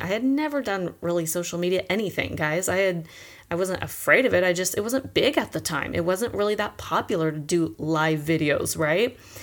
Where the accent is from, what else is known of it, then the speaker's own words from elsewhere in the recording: Chino, California, United States; now in San Diego, United States; I grew up in Chino, California, with two sisters